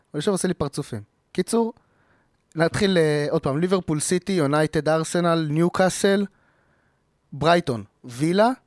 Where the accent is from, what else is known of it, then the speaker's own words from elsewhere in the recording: Israel; ככה אנחנו ישראלים